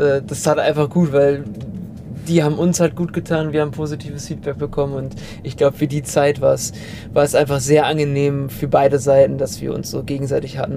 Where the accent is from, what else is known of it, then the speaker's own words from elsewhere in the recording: Germany; als Deutscher